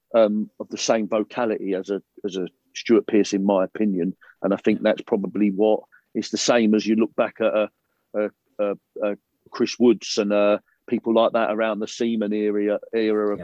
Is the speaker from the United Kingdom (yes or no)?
yes; London, United Kingdom; I was I was born in South London